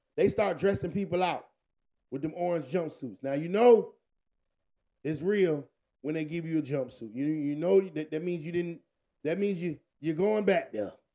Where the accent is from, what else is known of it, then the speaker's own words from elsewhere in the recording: Virginia, United States; I'm from Virginia.